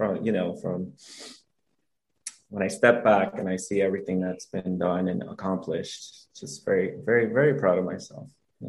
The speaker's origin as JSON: {"language": "English", "town": "New York City", "region": "New York", "country": "United States", "tie": "born or raised there", "moved": "as an adult", "lives_now": "South Florida, United States", "said": "Born and raised in Brooklyn, Bushwick. Love my city."}